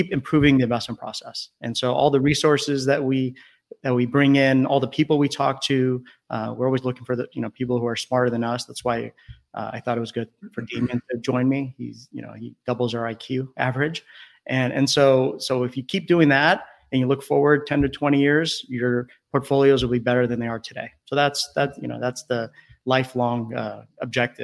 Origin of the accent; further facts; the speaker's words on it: California, United States; I grew up in California, up and down the coast